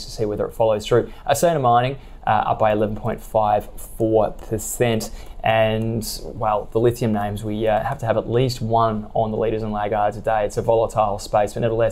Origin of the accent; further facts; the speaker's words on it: Australia; accent: Australian; my horrendous Australian accent